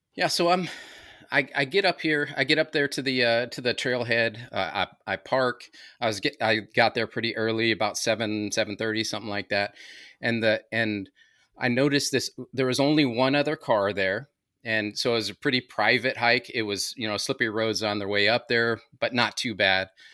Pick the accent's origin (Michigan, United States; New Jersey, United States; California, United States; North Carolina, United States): California, United States; Anaheim; also born or lived in New Mexico; now in Maryland, United States; Grew up in, uh, Southern California, L A area, Anaheim, Acapulco Street.